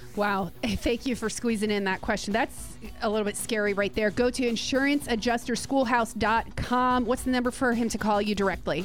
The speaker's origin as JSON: {"language": "English", "region": "New Jersey", "country": "United States", "moved": "yes", "lives_now": "Gulf Coast, United States", "said": "Matthew and I are both from New Jersey"}